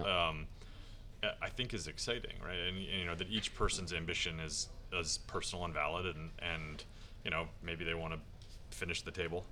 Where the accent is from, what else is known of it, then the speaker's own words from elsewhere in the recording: Washington, District of Columbia, United States; I grew up at a in Washington, D C